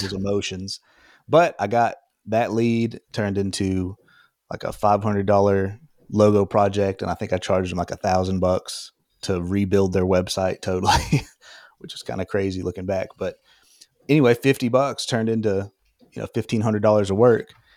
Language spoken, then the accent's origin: English; Alabama, United States; moved away as an adult; also born or lived in Portland, Oregon; now in Austin, United States; I lived in, grew up in Alabama